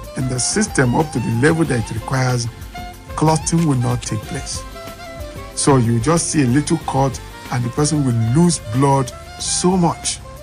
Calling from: Abuja, Federal Capital Territory, Nigeria; I'm calling from Apo right now

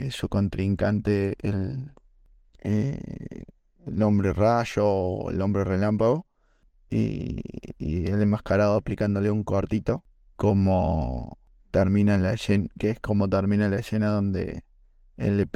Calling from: Villa María, Córdoba, Argentina

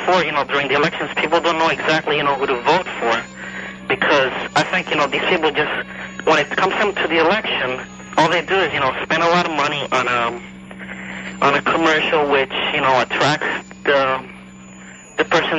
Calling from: Miami, Florida, United States; I'm just a little nervous. Miami.

